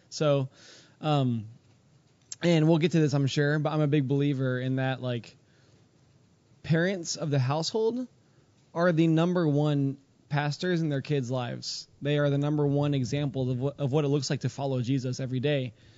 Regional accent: Houston, Texas, United States; now in Pennsylvania, United States; I grew up in Houston

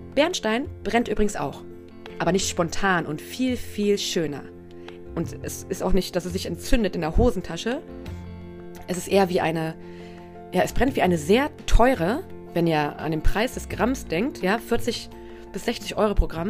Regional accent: Braunschweig, Lower Saxony, Germany; Ich komme ja aus Braunschweig

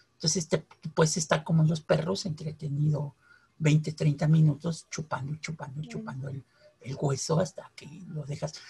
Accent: Mexico City, Mexico; los de la Ciudad de México mezclamos este, el tamal pues, con el pan

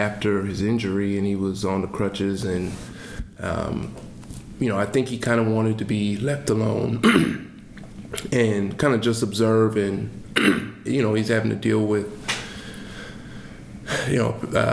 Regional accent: Seattle, Washington, United States; I'm from Seattle

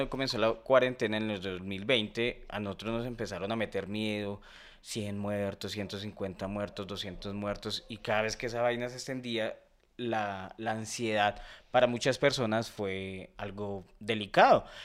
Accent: Colombia; ¿cómo niego que soy colombiano? O sea, ¿cómo, o sea, yo amo mi país

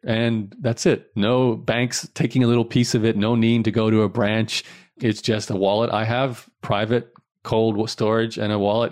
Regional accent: Australia; growing up in Australia

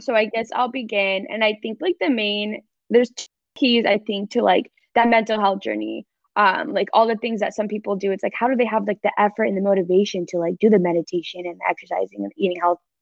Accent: Fountain Valley, California, United States; moved away as an adult; now in Dallas, United States; I am in Southern California, specifically Fountain Valley, Huntington Beach, California. Uh, if anyone doesn't know, it's about 30 minutes from LA. yes, but um, that is my hometown.

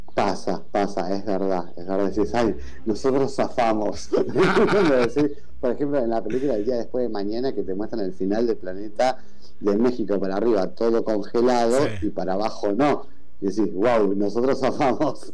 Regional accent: Argentina; de los argentinos, de Argentina

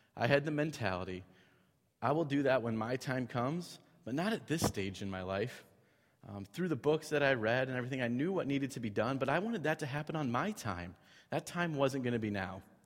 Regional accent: Cedar Falls, Iowa, United States; grew up in a house that my parents uh, still live in today in Cedar Falls

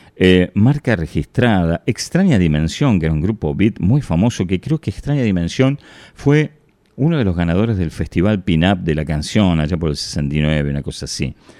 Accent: Ramos Mejía, Buenos Aires Province, Argentina; Yo vivía en Ramos Mejía

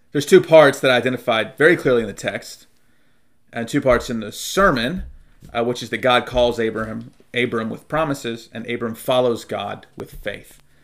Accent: Durham, North Carolina, United States; moved away; also born or lived in Charlotte; growing up in Durham

